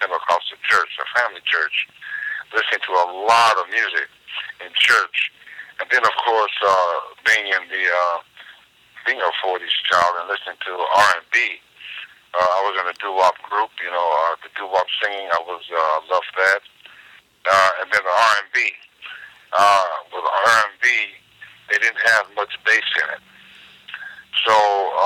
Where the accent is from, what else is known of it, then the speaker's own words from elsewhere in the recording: Youngstown, Ohio, United States; moved away as an adult; also born or lived in Cleveland, Ohio / New York; I was born in Cleveland, but I was raised up in Youngstown with my father's side of the family